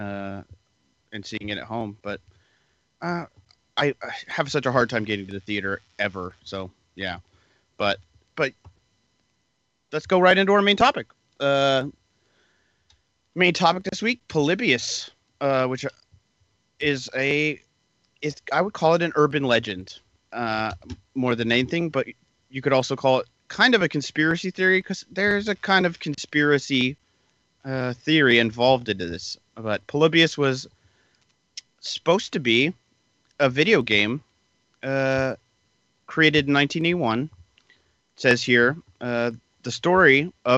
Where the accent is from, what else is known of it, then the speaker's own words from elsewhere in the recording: Oregon, United States; I'm from Oregon